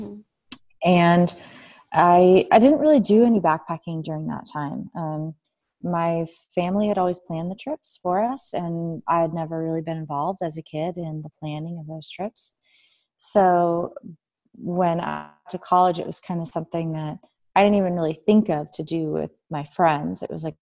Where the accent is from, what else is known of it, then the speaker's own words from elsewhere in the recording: San Diego, California, United States; Well, I grew up in San Diego, California. Mm-hmm. And, my whole family lives in San Diego. So my grandparents are there, my folks, my aunt, my uncle, my cousins, and then I have a younger brother.